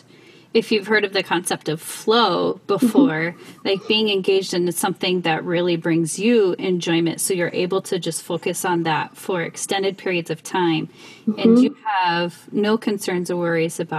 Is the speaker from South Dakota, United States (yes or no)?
yes; South Dakota, United States; I grew up in South Dakota